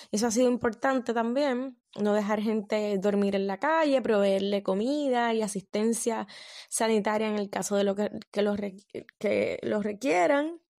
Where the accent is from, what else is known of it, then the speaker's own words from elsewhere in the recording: Puerto Rico; yo pueda volver a mi país de origen. Lo de cerrar la frontera me parece que ahora mismo frente a la pandemia es necesario. A mí me gustaría que en Puerto Rico dejen de recibir turistas